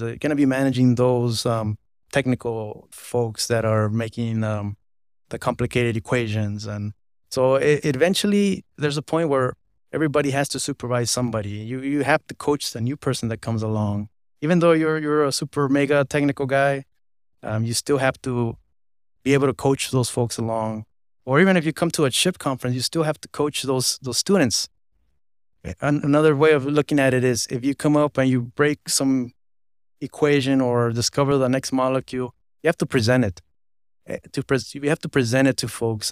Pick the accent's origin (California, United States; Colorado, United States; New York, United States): California, United States; Los Angeles; I was born in Los Angeles, California